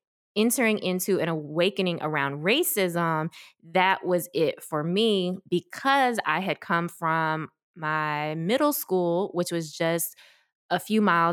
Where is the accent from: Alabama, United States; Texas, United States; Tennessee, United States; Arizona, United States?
Tennessee, United States; Memphis; also born or lived in South Korea / Washington, D.C. area; I grew up in Memphis, so we moved there when I was, or moved here, I don't know why I said there, moved here when I was about 4 years old, ready for school age